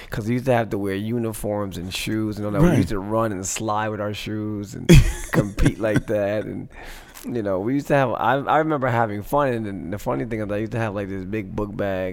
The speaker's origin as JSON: {"language": "English", "town": "Passaic", "region": "New Jersey", "country": "United States", "tie": "born or raised there", "said": "I was born in Passaic"}